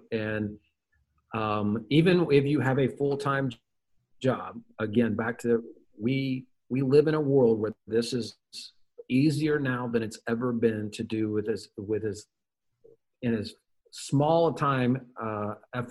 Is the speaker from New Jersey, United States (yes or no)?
no; Memphis, Tennessee, United States; I am a redneck from Memphis, Tennessee